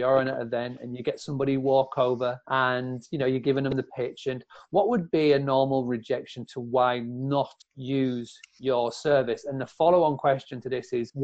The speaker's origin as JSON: {"language": "English", "town": "Scarborough", "region": "Yorkshire and the Humber", "country": "United Kingdom", "tie": "born or raised there", "said": "in Scarborough, my hometown, where I am right now"}